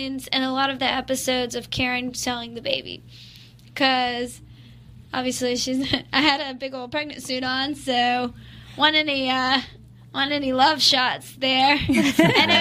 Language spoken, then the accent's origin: English; Athens, Georgia, United States; I'm from Athens, Georgia, so we're a music town